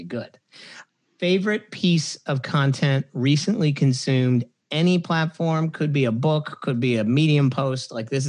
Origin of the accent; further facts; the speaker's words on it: Hershey, Pennsylvania, United States; I'm from Hershey, Pennsylvania.